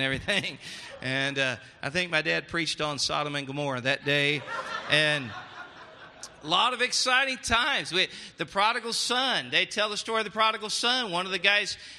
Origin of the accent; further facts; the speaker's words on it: Tennessee, United States; my dad taught engineering at the University of Tennessee